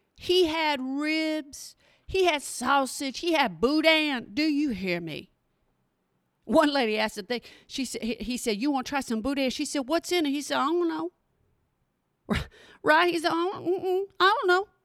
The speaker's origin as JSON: {"language": "English", "region": "Oklahoma", "country": "United States", "moved": "yes", "lives_now": "Texas, United States", "said": "I'm from Oklahoma"}